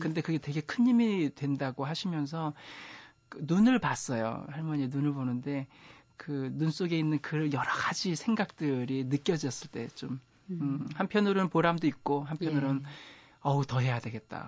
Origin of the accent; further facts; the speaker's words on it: Boryeong, South Chungcheong, South Korea; 저 고향이요. 충남 보령군 남포면 아. 양항리 산 28.